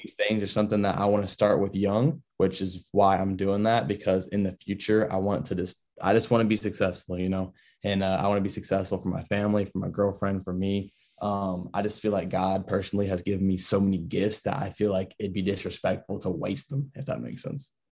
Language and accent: English; Florida, United States; I was born over in Florida